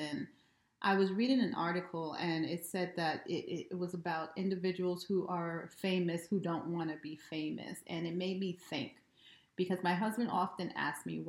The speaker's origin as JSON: {"language": "English", "country": "United States", "tie": "born or raised there", "said": "I have been raised over the generations here in America"}